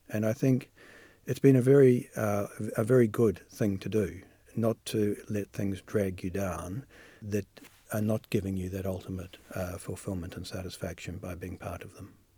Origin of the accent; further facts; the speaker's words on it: New Zealand; moved away as an adult; also born or lived in United Kingdom